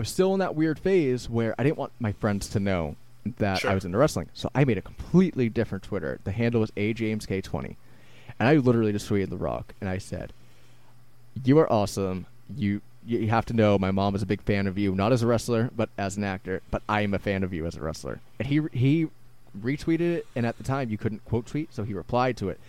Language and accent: English; Randolph, Massachusetts, United States; I still lived in my hometown of Randolph